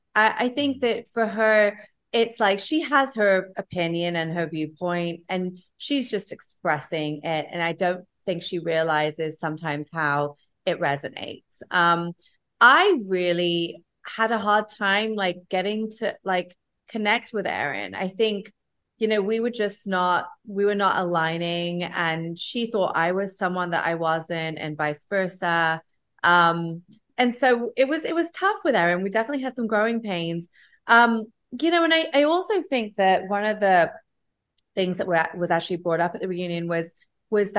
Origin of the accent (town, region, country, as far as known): England, United Kingdom; born or raised there; also born or lived in Los Angeles / Asia; now in New York, United States